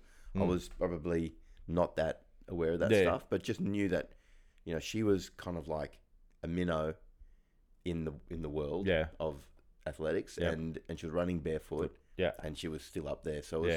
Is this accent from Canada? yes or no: no; Australia; I remember it really clearly as being an amazing time as an Australian.